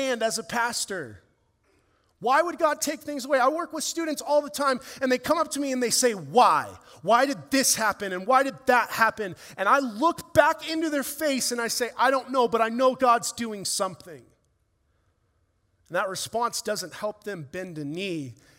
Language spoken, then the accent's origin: English; Ireland; as an Irishman and a ginger